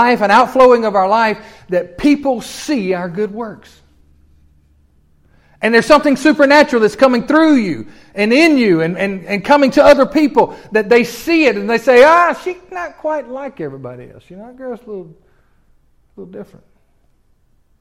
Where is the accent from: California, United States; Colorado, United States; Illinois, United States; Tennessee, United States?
Tennessee, United States; moved away; I'm from Tennessee